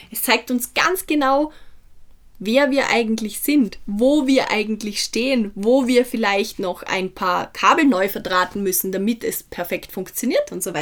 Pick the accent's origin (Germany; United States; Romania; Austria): Austria; Feldkirch, Vorarlberg; Ich war gestern in Feldkirch, wo ich herkomme, das ist in Vorarlberg, eine kleine mittelalterliche Stadt, wo wirklich jeder jeden kennt.